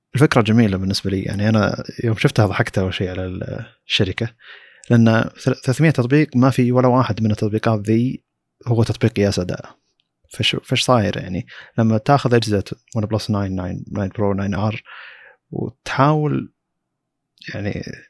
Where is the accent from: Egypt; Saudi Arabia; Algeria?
Saudi Arabia; عندنا في السعوديه